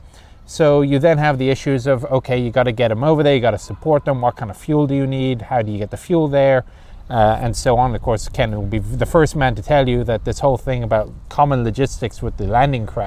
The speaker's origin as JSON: {"language": "English", "country": "Ireland", "moved": "yes", "said": "I'm Irish"}